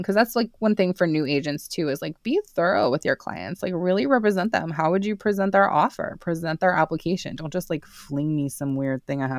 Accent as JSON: {"language": "English", "town": "Santa Fe", "region": "New Mexico", "country": "United States", "tie": "born or raised there", "said": "I grew up in Santa Fe, New Mexico. It's northern New Mexico, and it is in the United States."}